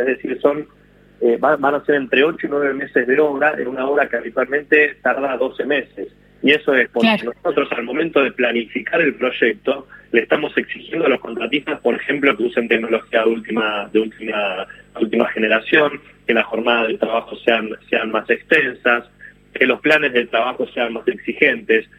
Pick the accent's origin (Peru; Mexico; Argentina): Argentina; como argentino